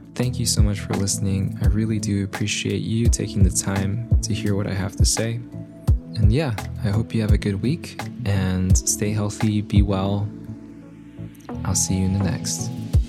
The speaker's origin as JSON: {"language": "English", "country": "United States", "tie": "born or raised there", "said": "growing up here in the States, being born here in the States"}